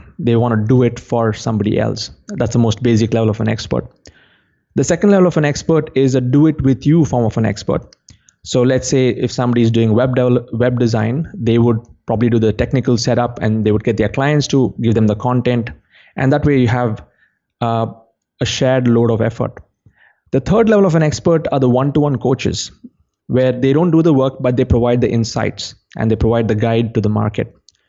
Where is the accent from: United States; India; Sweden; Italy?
India; Yeah, John, the way things have evolved, like since I come from India, I can go back to how the experts were back in the day before the education system